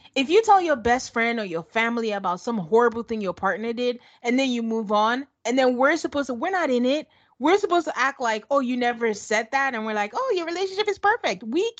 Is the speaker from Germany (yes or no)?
no; Nigeria; we're Nigerian. So it's a delicacy where we're from.